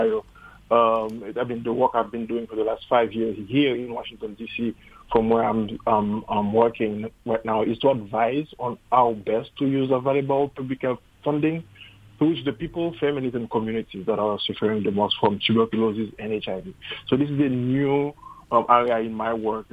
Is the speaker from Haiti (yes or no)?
yes; Haiti; moved away as an adult; I was born and raised in Haiti, went to medicine school in Haiti